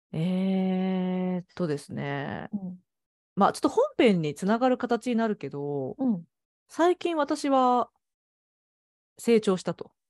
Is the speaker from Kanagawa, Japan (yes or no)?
no; Osaka, Japan; now in Portland, United States; 私は大阪出身なので